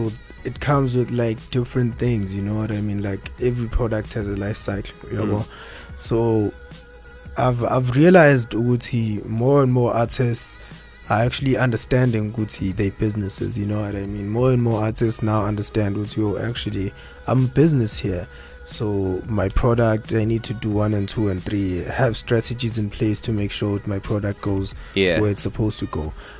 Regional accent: Nkandla, KwaZulu-Natal, South Africa; So I'm from Ezlaleni, Nkandla, you know.

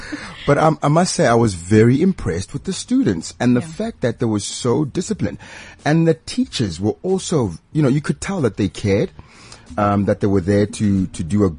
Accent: Pretoria, Gauteng, South Africa; when I grew up in Pretoria

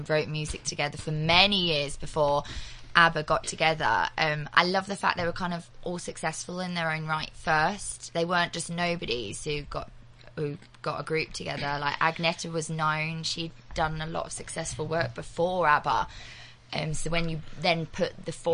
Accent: Kent, South East England, United Kingdom; Originally, I'm from Kent, down near London

